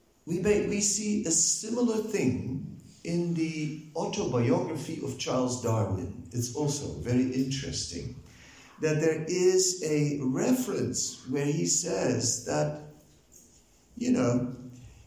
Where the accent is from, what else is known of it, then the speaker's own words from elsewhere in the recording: Netherlands; I'm also from Holland